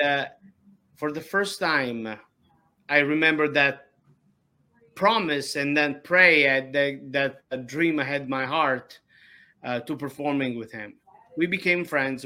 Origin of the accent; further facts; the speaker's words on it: Ragusa, Sicily, Italy; English is a second language; now in United States; I was born in uh, Ragusa, Sicily